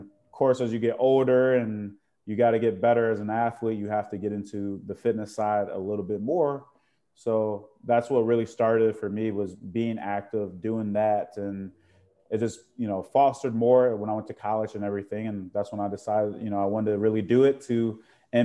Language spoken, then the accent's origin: English; Chicago, Illinois, United States; I grew up in the Chicago area